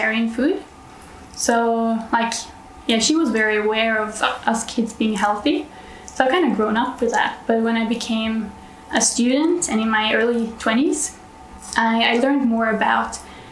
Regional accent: Norway; I'm from Norway, so northern part of Europe

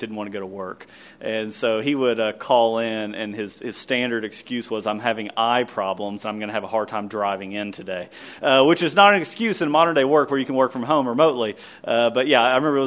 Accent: Kentucky, United States; I grew up in Kentucky

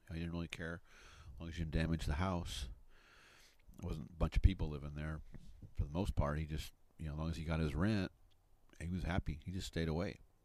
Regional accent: Midwest, United States; moved away; also born or lived in Grand Canyon, Arizona; I grew up in the Midwest

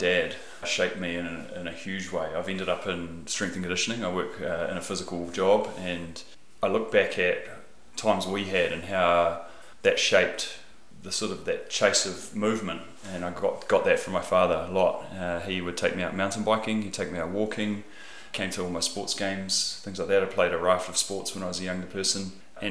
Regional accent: Wellington, New Zealand; I was born here in Wellington. I'm one of the born and raised few. I grew up in Wilton, in the western suburbs of Wellington

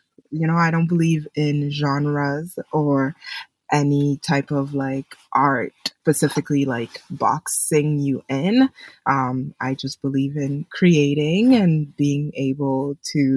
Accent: Edmonton, Alberta, Canada; also born or lived in Congo / Ottawa / Montreal; now in Toronto, Canada; I was born in Congo and was raised there for part of my childhood, and then my parents moved to Canada, and I was raised in Edmonton, Alberta.

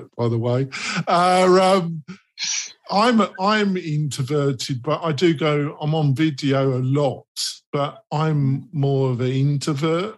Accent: England, United Kingdom; I'm English

